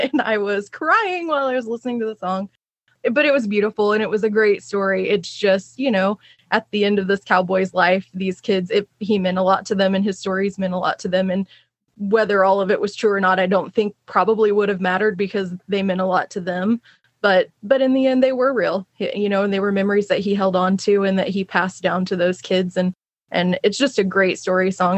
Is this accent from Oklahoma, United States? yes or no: yes; Oklahoma, United States; moved away; the town that I grew up in in Oklahoma.